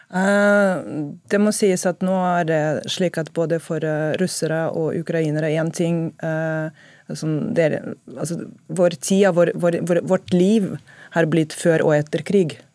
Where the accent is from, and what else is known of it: Russia; now in Norway